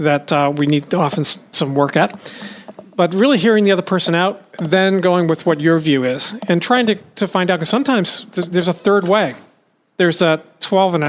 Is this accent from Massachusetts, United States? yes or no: yes; Boston, Massachusetts, United States; moved away; my hometown of Boston